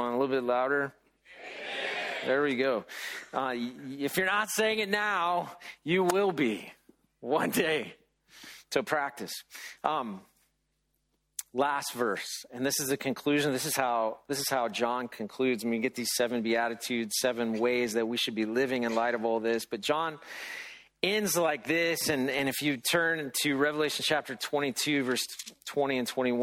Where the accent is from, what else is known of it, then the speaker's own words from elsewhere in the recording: United States; we're very American about all